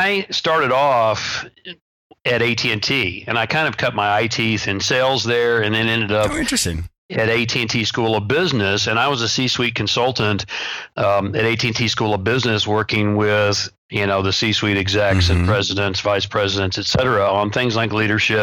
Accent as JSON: {"language": "English", "region": "the Bible Belt", "country": "United States", "tie": "born or raised there", "said": "when I was growing up in the Bible Belt. I'm actually the buckle of the Bible Belt"}